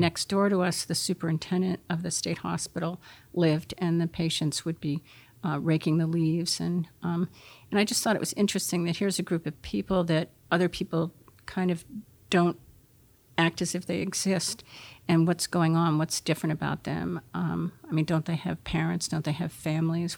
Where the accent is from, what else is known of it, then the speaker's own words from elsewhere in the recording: Concord, New Hampshire, United States; I was brought up in Concord, New Hampshire, across the street from the state hospital.